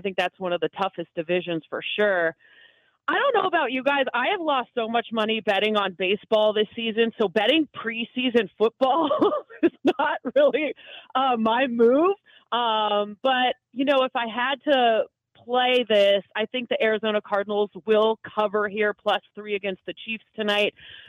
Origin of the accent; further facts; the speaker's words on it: Canada; I grew up, so I'm Canadian. Obviously, in Canada, we don't have the NFL.